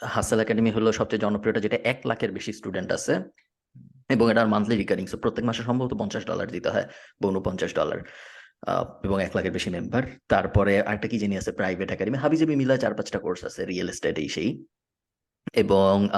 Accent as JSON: {"language": "Bangla", "country": "Bangladesh", "moved": "as an adult", "said": "আমি ছয় বছর হয়েছে বাংলাদেশ থাকি না"}